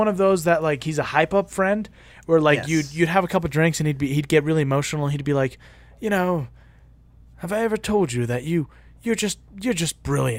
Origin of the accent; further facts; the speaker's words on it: United States; also born or lived in Mexico; I'm also Mexican. But I guess I'm American.